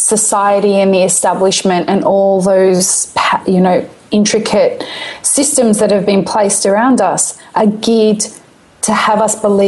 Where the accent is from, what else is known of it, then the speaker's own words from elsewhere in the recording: Syria; I'm from Syria